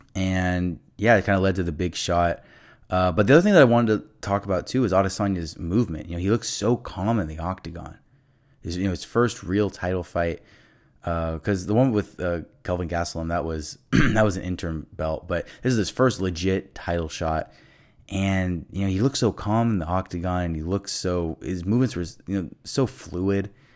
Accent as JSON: {"language": "English", "town": "Los Angeles", "region": "California", "country": "United States", "said": "I'm from Los Angeles"}